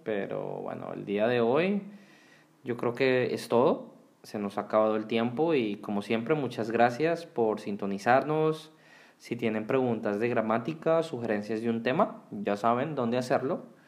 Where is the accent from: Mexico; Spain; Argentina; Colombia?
Colombia; Bogotá; moved away as an adult; also born or lived in Houston, Texas / North Carolina; Yo nací en Houston, en Texas, de padres colombianos y cuando tenía seis meses, ellos junto con mis tres hermanos regresaron a Bogotá, en Colombia, donde viví por 17 años.